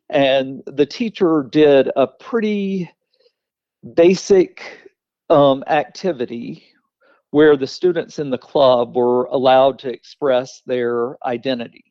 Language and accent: English; Weaver, Alabama, United States; moved away as an adult; also born or lived in Jacksonville, Alabama / Fulton County, Georgia; now in Atlanta, United States; I grew up in Weaver, Alabama